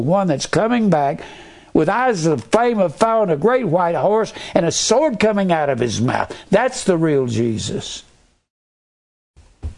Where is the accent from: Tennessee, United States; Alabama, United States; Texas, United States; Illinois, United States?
Texas, United States; Fort Worth; I was raised in Fort Worth